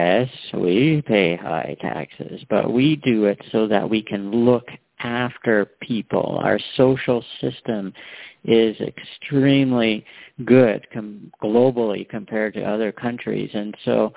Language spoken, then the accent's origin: English; Canada; I'm born and raised in Canada